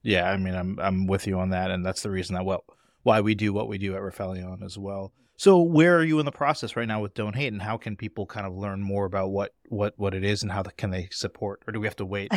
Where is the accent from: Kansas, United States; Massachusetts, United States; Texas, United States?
Massachusetts, United States; Boston; as a Bostonian